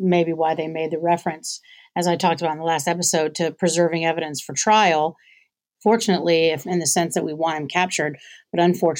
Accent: the South, United States; to me as a Southerner, the only Southerner in the room

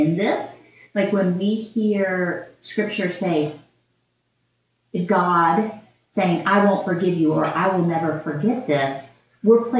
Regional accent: South Georgia, United States; I came from South Georgia

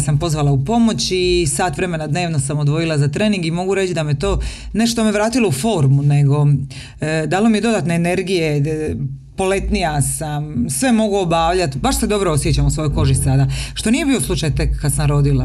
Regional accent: Dalmatia, Croatia; now in Zagreb, Croatia; Doživjeli smo potres kao dijete u Dalmaciji, ti i ja

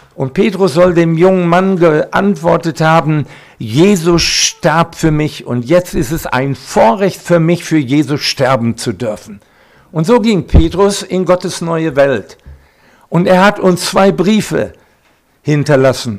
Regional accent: Recklinghausen, North Rhine-Westphalia, Germany; now in Siegerland, Germany; Geboren bin ich in Recklinghausen, Eva in Hagen, im Sauerland. Jetzt leben wir im Siegerland

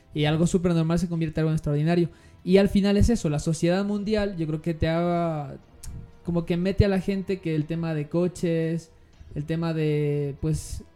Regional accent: Ecuador; la nuestra como ecuatoriana

